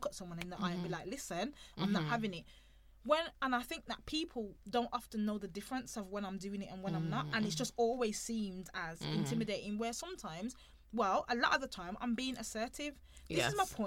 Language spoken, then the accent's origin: English; United Kingdom; being a British born person